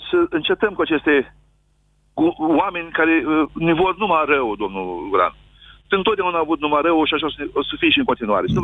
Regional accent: Bucovina, Romania; Sunt din Bucovina

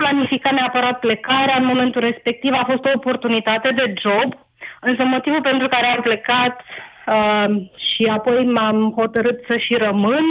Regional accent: Romania; moved away as an adult; now in Helsinki, Finland; Eu vă sunt din Helsinki, Finlanda, sunt plecată din 2011 uh-huh. din România.

